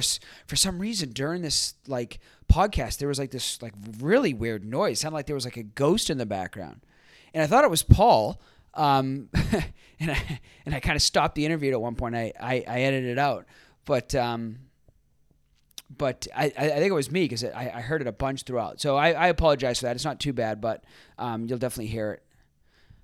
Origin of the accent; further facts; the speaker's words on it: Boston, Massachusetts, United States; we're both from Boston